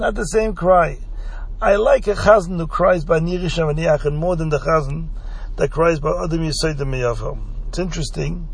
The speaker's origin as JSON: {"language": "English", "country": "Belgium", "tie": "born or raised there", "said": "where I grew up in Belgium"}